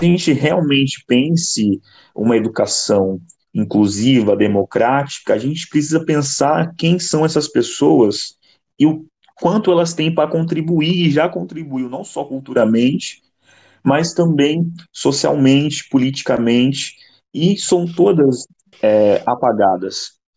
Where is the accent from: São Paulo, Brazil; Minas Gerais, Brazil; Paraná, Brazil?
São Paulo, Brazil; moved away as an adult; now in Rio de Janeiro, Brazil; eu nasci em São Paulo, porém moro há seis anos no Rio, terminei minha faculdade aqui